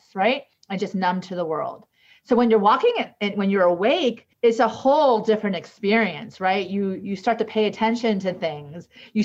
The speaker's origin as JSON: {"language": "English", "country": "United States", "said": "I'm the gringa from the United States"}